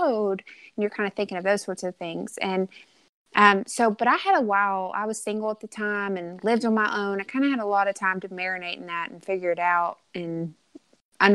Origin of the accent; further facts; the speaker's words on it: Arkansas, United States; born and raised in Arkansas